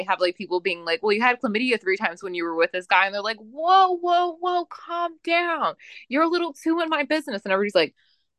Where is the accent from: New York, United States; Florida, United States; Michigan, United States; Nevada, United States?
Nevada, United States; Las Vegas; I'm from Vegas, and everyone's like, yeah, Euphoria is not that bad if you went to high school like in Vegas.